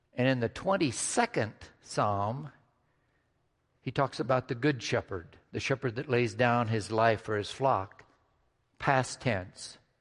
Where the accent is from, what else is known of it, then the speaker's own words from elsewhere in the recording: Midwest, United States; Growing up in the Midwest